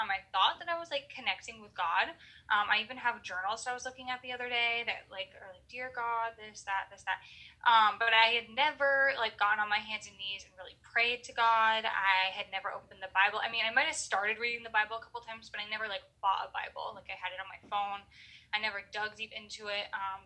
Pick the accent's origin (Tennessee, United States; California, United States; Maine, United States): Maine, United States; I am from Maine